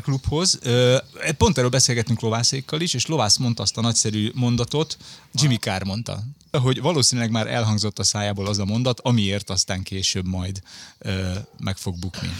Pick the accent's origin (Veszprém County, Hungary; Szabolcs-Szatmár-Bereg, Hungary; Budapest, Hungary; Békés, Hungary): Budapest, Hungary; Én Budafokon nőttem fel